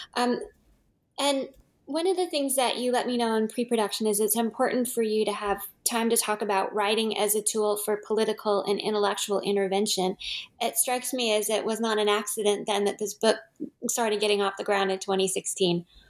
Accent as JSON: {"language": "English", "region": "California", "country": "United States", "said": "as a Californian"}